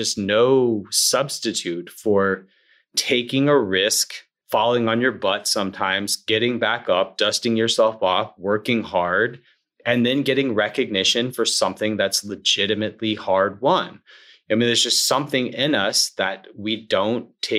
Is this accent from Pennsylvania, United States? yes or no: no; Alabama, United States; now in Atlanta, United States; I grew up in Alabama, of course, Braves country, and I live in Atlanta now